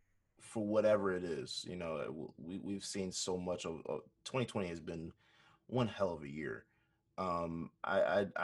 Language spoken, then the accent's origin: English; United States; I grew up in America as a Black man